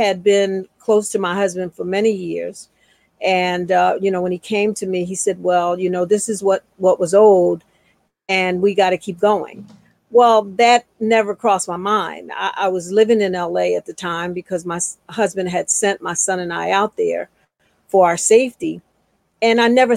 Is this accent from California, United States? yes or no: no; Philadelphia, Pennsylvania, United States; I'm from Philadelphia, where I am now. And I grew up in a two-parent household